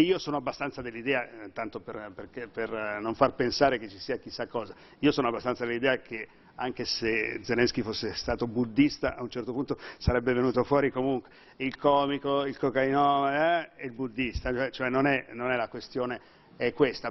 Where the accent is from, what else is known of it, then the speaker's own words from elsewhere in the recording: Milan, Lombardy, Italy; sono lombardo, sono milanese